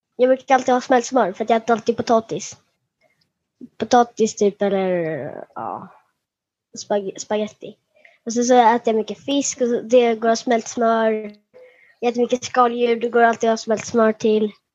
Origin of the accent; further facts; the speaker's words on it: Halmstad, Halland County, Sweden; jag föddes i Halmstad